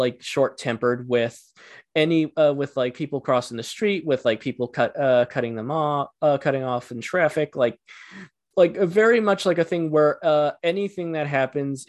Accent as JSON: {"language": "English", "region": "rural Ontario", "country": "Canada", "tie": "born or raised there", "also_born_or_lived": "Ottawa", "said": "I grew up in rural Ontario"}